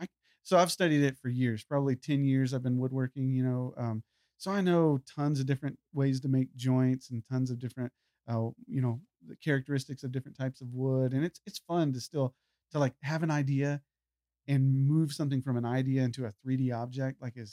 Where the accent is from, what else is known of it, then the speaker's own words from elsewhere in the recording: Texas, United States; I love Texas. Like I said, where did I grow up? I grew up in Texas.